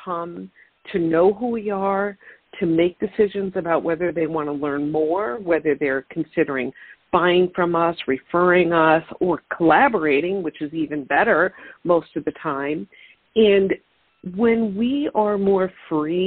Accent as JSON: {"language": "English", "area": "Long Island", "region": "New York", "country": "United States", "moved": "yes", "lives_now": "Syracuse, United States", "said": "I've lived in New York my whole life, not right here. I'm originally from Long Island and made my way up a little bit more north into the center part of the state"}